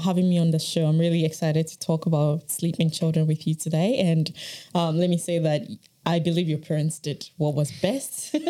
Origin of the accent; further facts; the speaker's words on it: Ghana; I am originally from Ghana. My interest in sleep really started during my bachelor's in Ghana, when I was studying psychology.